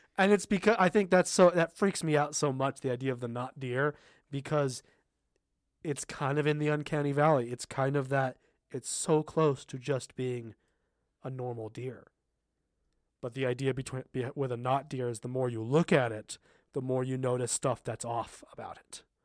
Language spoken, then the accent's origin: English; Southern California, United States; I grew up in Southern California, kind of in a desert area, uh, east of Los Angeles